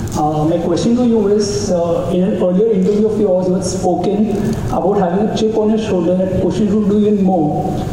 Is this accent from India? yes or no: yes; India; I'm another Indian